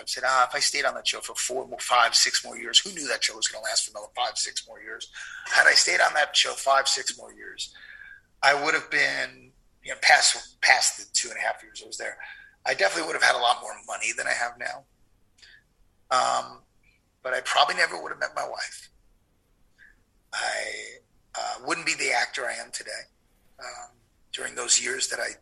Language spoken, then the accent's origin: English; New York, United States; moved away as an adult; now in Southern California, United States; Growing up in New York, people didn't know I was, what Armenian was.